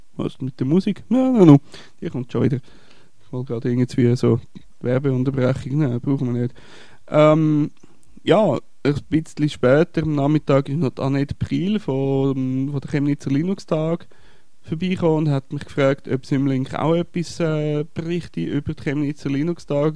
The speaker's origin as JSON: {"language": "German", "country": "Switzerland", "said": "sind wir als Schweizer"}